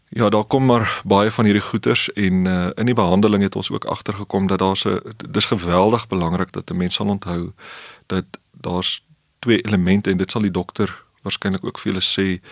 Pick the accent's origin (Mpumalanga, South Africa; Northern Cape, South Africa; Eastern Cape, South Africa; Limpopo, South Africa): Limpopo, South Africa; Polokwane; ons het in Pietersburg groot geword